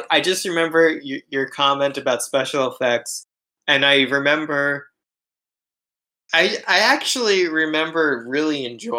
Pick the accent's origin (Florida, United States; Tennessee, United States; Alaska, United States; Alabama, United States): Florida, United States; Boca Raton; moved away as an adult; now in Japan; The other things that I never realized were part of life growing up in Boca Raton, besides snow, which I kind of thought was a lie for most of my life because I couldn't imagine snow falling until I saw it in Japan